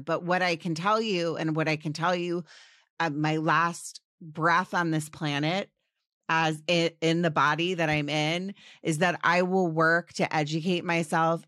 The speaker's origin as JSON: {"language": "English", "town": "Washington", "region": "District of Columbia", "country": "United States", "tie": "born or raised there", "said": "I grew up in Washington, D C."}